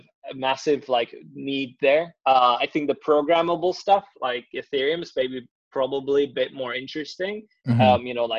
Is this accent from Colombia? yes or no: no; Prague, Czechia; born there; I mean, yeah, ironically, so I was born in Prague.